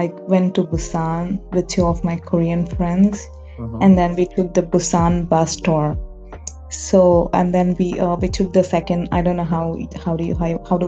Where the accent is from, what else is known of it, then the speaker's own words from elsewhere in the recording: India; I'm Indian